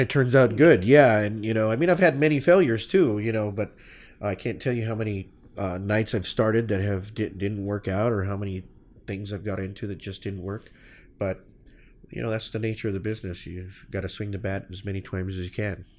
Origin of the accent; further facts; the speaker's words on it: Phoenix, Arizona, United States; I loved my home